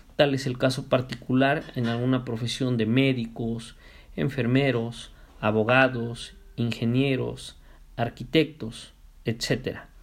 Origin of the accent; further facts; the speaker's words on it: Mexico; nosotros como mexicanos